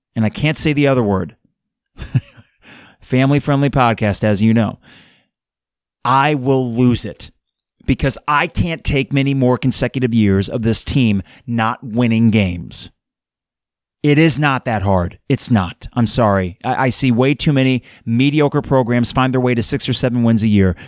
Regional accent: Champaign, Illinois, United States; I was born and raised in Champaign Urbana.

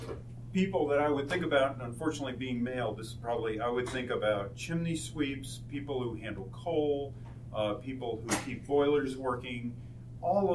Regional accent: San Diego, California, United States; now in Tucson, United States; We're from San Diego

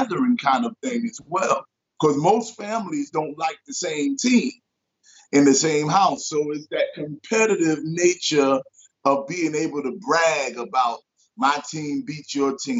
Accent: New York City, New York, United States; I'm born and raised in Brooklyn

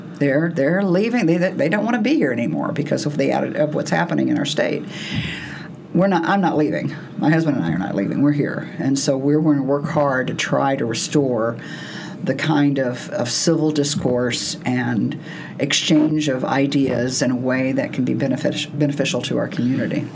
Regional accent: Texas, United States; moved away; I grew up, I'm from Texas

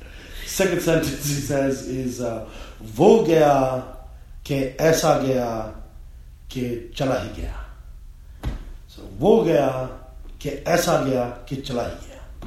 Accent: India; Let's just say, make it India, because I'm Indian.

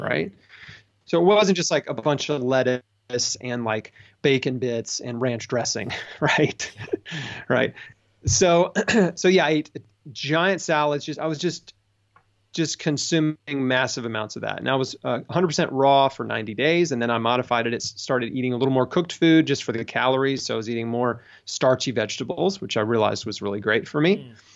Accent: United States; I grew up in America.

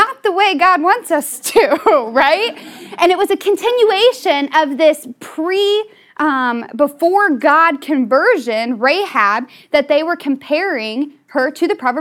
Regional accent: Southern Ohio, United States; also born or lived in West Virginia; I was born in West Virginia and raised in Southern Ohio.

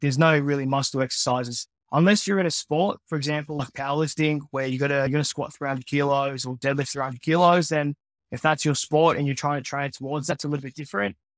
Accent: regional Victoria, Australia; also born or lived in Philippines; I was born in the Philippines, just north of Manila. Grew up in Australia, though, here in Victoria.

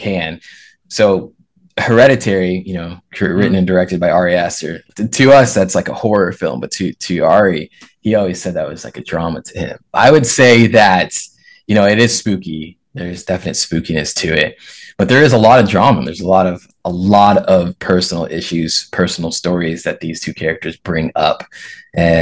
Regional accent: south of Seattle, Washington, United States; moved away as an adult; now in Virginia, United States; I'm from south of Seattle. That's where I was born and raised

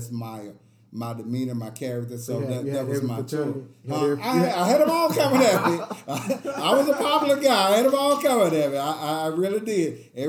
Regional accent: Preston Taylor, Tennessee, United States; when we grew up in Preston Taylor

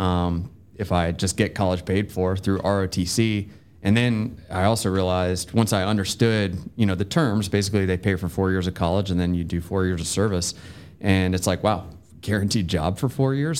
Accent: Bedford County, Virginia, United States; now in Georgia, United States; I'm from Bedford County, Virginia, which is kind of halfway between Lynchburg

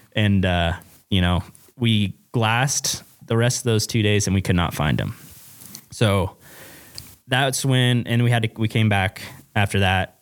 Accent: Western Oregon, United States; moved away as an adult; now in Wyoming, United States; I'm from Western Oregon

